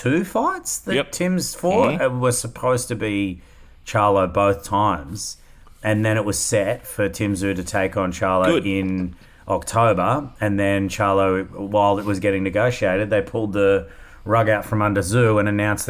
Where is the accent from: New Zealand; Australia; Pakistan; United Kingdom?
Australia; As Aussie, he's going to be quite a matchup against Jamaica.